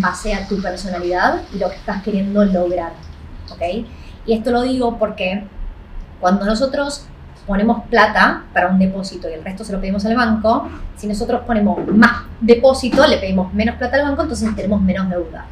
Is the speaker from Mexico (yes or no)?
no; Argentina; now in Australia; argentino igual que yo